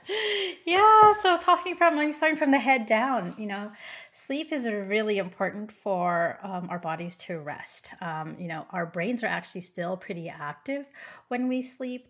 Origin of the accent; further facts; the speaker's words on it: California, United States; moved away as an adult; now in Hawaii, United States; I moved from California, where I'm originally born and raised, to Hawaii about seven years ago